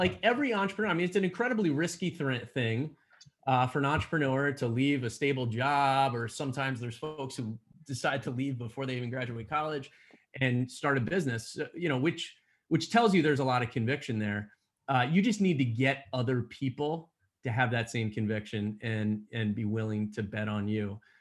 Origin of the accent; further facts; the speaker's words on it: Allentown, Pennsylvania, United States; born and raised in Allentown, Pennsylvania